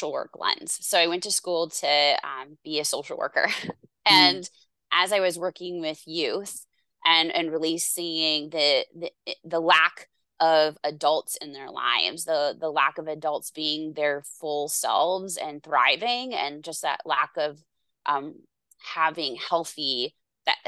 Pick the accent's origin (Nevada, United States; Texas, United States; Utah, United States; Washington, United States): Washington, United States; Seattle; I grew up in the Seattle area